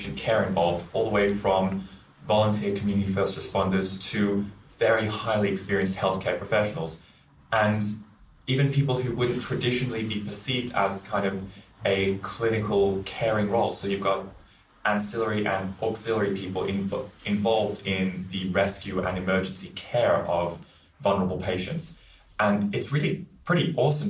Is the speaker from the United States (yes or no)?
no; Australia; also born or lived in London, United Kingdom; I'm a paramedic from Australia and I've been spending the past 6 months in London, UK